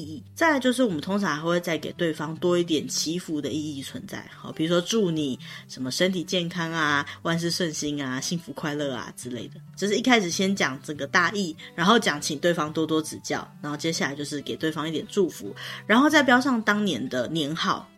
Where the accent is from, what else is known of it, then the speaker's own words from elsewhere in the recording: Taiwan; 我们台湾人不是很常会觉得说喜帖就像红色炸弹一样